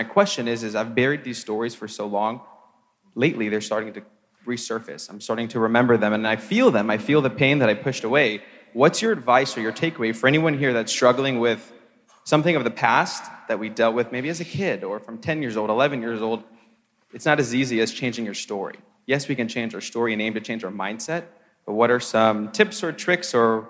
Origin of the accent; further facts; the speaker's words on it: Akron, Ohio, United States; I'm from Akron, Ohio.